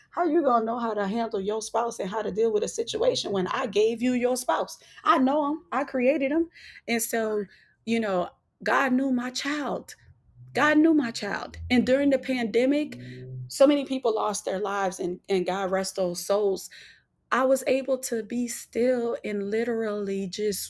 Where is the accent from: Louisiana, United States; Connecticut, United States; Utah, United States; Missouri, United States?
Louisiana, United States; New Orleans; I'm from New Orleans